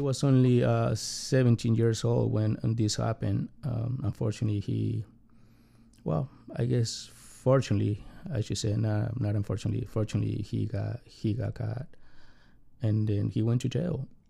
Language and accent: English; Mexico; English is a second language; now in United States; I got a very complicated family growing up in Mexico